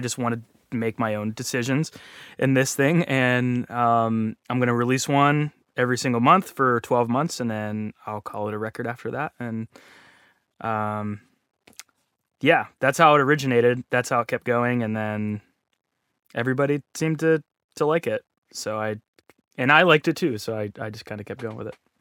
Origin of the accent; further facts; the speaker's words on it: Pittsburgh, Pennsylvania, United States; moved away as an adult; also born or lived in Columbus, Ohio / Orlando, Florida; I'm from Pittsburgh